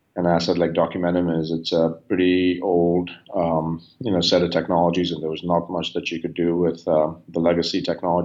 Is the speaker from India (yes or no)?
yes; India; moved away as an adult; now in United States; I grew up in India.